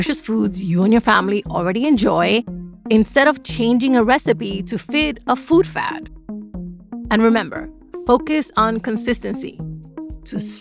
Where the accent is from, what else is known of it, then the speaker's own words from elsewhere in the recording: New York City, New York, United States; now in North Bethesda, United States; I grew up in the South Bronx.